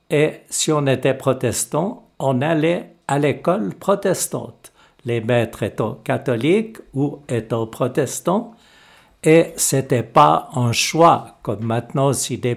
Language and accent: French; Échallens, Vaud, Switzerland; born there; je suis né en 1944 à Échalon, dans le Gros de vaux au centre du canton de Vaud.